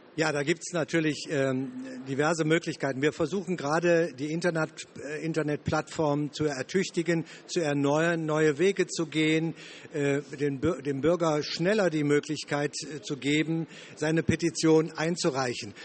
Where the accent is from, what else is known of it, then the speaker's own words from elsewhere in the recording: Wuppertal, North Rhine-Westphalia, Germany; Ich komme aus NRW, aus Wuppertal